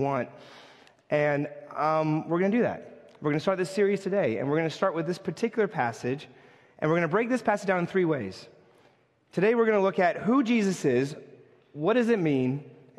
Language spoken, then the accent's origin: English; New York, United States; as a New Yorker